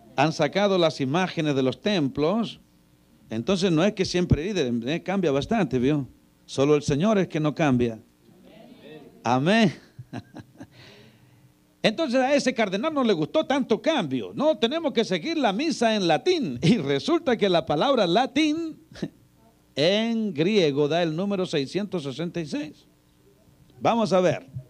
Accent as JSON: {"language": "Spanish", "country": "Chile", "said": "Yo soy chileno"}